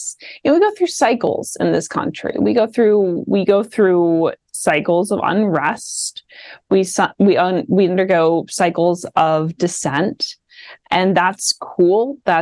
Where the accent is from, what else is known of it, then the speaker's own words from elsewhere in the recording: Midwest, United States; accent: Midwest; So I say coastal with my latent Midwest accent.